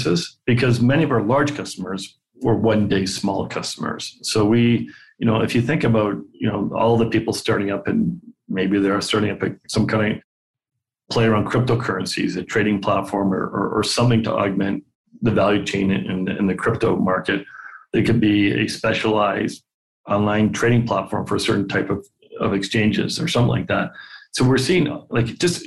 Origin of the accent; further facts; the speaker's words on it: Canada; I'm Canadian and we tend not to brag